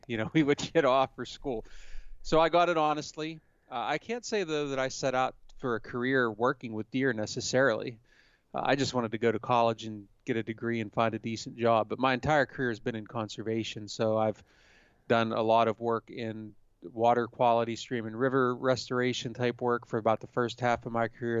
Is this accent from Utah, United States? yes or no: no; Pennsylvania, United States; I grew up in Pennsylvania